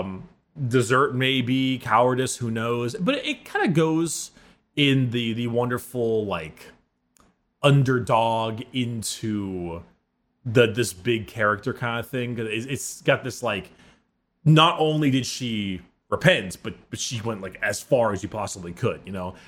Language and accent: English; United States; As an American